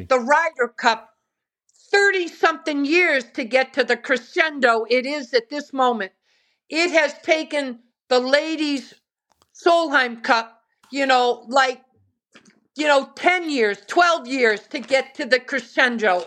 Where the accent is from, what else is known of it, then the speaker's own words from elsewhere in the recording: Westford, Massachusetts, United States; growing up in Westford, Massachusetts, where there are no golf courses back then